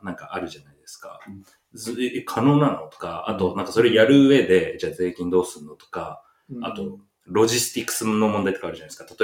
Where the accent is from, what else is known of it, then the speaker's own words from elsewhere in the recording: Japan; 日本で生まれて、日本で育った